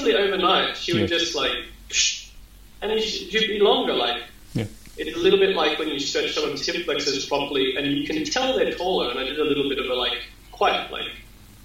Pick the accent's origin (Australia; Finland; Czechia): Australia; I'm Australian.